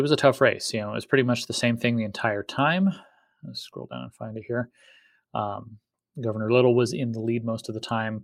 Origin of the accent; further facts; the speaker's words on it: Eagle, Idaho, United States; my hometown of Eagle